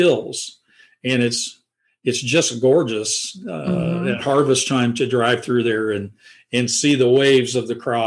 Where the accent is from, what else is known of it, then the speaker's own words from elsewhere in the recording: Independence, Missouri, United States; also born or lived in Oelwein, Iowa; I was in grade school when we migrated to the city. My mom and dad sold their farm, and we moved to Independence, Missouri